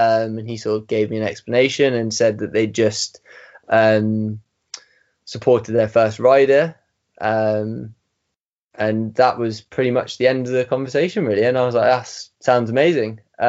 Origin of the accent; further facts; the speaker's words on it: England, United Kingdom; So obviously it made me sound like I might have been from Wales. But anyway, so I told him I was from England